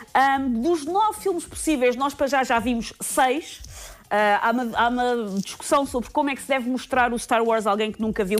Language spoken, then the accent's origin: Portuguese; Mem Martins, Lisbon, Portugal; Na minha terra natal, em mesmo Martins